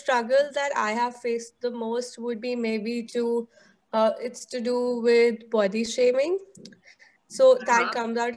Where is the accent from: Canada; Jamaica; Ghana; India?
India; Delhi; growing up in Delhi